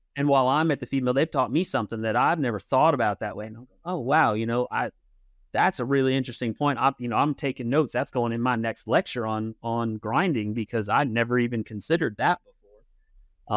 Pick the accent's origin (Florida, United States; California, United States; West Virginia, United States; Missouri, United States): Missouri, United States; Kansas City; also born or lived in Manhattan, Kansas / Pennsylvania; I was born in Manhattan.